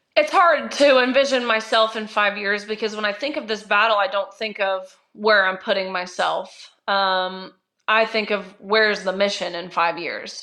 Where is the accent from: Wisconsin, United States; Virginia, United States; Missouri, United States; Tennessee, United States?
Tennessee, United States; Nashville; also born or lived in Kentucky; I'm from Nashville.